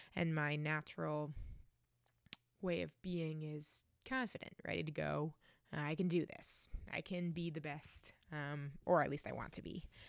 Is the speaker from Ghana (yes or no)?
no; Reading, Massachusetts, United States; now in New Haven, United States; I grew up just outside of Boston in a town called Reading